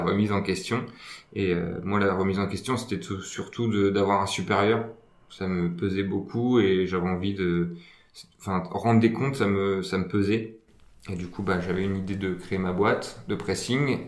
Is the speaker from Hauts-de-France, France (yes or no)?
yes; Aisne, Hauts-de-France, France; moved away as an adult; now in Reims, France; à la base, je viens de, de l'Aisne, je suis un axonné